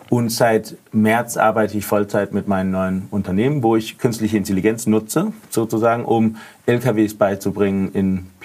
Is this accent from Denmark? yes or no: yes; Denmark; German is a second language; now in Berlin, Germany